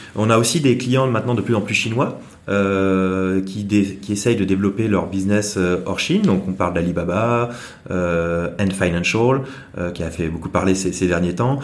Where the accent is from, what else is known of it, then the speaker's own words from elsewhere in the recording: Saint-Malo, Brittany, France; moved away as an adult; now in Hong Kong; je viens de Bretagne, à Saint-Malo